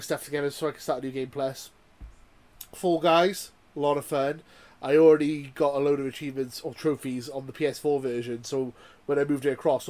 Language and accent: English; Welsh, Wales, United Kingdom; being Welsh and working class